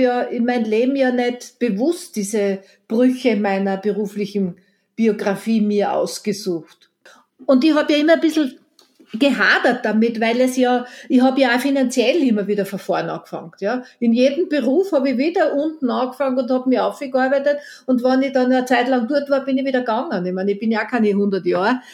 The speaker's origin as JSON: {"language": "German", "town": "Eisenerz", "region": "Styria", "country": "Austria", "tie": "born or raised there", "also_born_or_lived": "Vienna", "moved": "yes", "said": "meine Heimatstadt Eisenerz"}